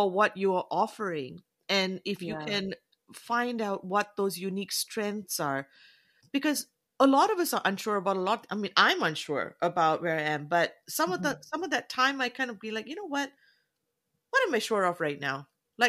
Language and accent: English; Canada; also born or lived in New Zealand; And I'm Southeast Asian, but I look Indian, mm-hmm. so I'm Canadian, but I'm also a Kiwi.